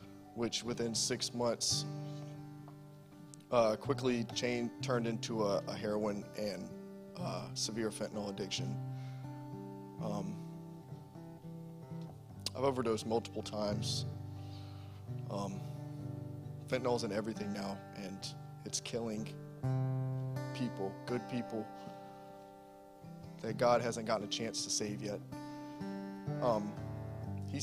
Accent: Savannah, Georgia, United States; moved away as an adult; now in Massachusetts, United States; I'm from Savannah, Georgia

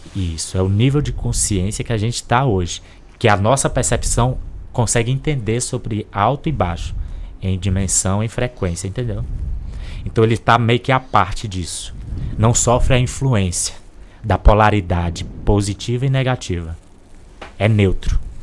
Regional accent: Corrente, Piauí, Brazil; Eu encarnei numa família de uma cidadezinha chamada Corrente Piauí

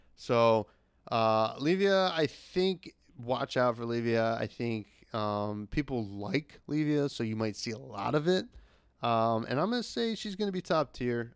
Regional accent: New Jersey, United States; I'm from Jersey

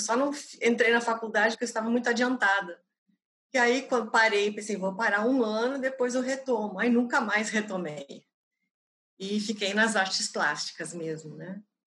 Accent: Novo Hamburgo, Rio Grande do Sul, Brazil; Nasci em Novo Hamburgo, uma pequena cidade do Rio Grande do Sul, bem próxima de Porto Alegre.

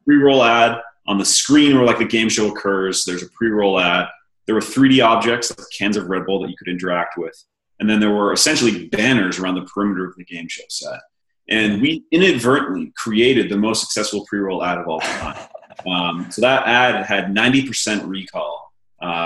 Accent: Maine, United States; moved away; also born or lived in Los Angeles; I grew up in small town Maine, one stoplight and a gas station.

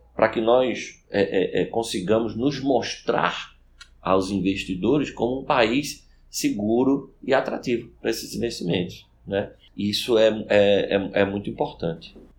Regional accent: Recife, Pernambuco, Brazil; moved away as an adult; now in Brasília, Brazil; sou recifense, formado na Faculdade de Direito do Recife

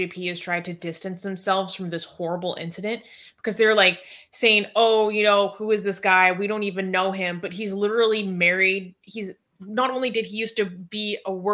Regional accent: United States; as an American

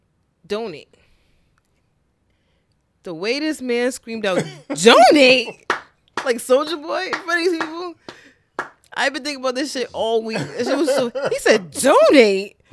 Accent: Providence, Rhode Island, United States; we're from Providence.

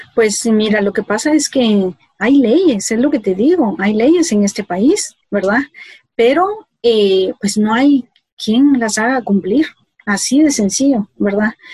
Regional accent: Mazatenango, Suchitepéquez, Guatemala; now in Guatemala City, Guatemala; aunque nací aquí en la ciudad de Guatemala, yo crecí, yo me fui a los dos años, pues, pues me llevaron pues eh, a Mazatenango. Y yo eh, de los dos años eh, crecí en Mazatenango

